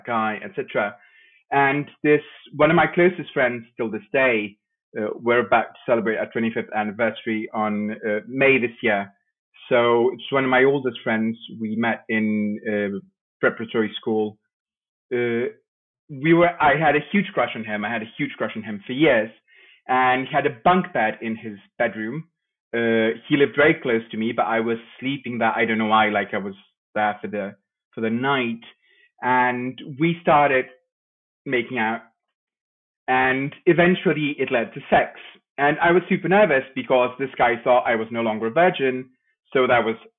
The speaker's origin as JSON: {"language": "English", "region": "Lisbon", "country": "Portugal", "tie": "born or raised there", "also_born_or_lived": "Madeira", "said": "I was born in Madeira. As you said, I came very young. I grew up in the Lisbon outskirts."}